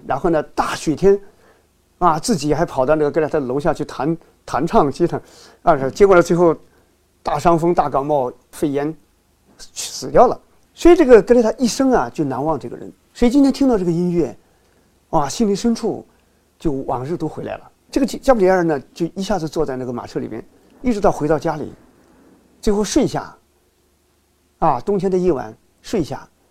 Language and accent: Chinese; China; 我们中国人